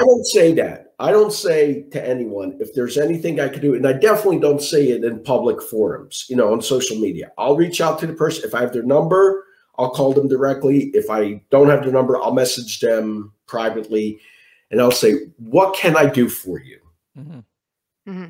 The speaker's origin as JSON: {"language": "English", "town": "Philadelphia", "region": "Pennsylvania", "country": "United States", "tie": "born or raised there", "said": "I'm from Philadelphia, born and raised in Philadelphia. I live in Mayfair."}